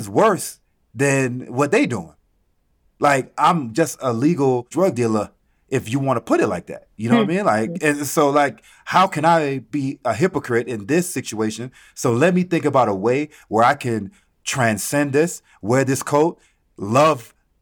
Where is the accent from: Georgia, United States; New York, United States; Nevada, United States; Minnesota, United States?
Georgia, United States; Atlanta; also born or lived in Caribbean; So growing up in Atlanta, in the city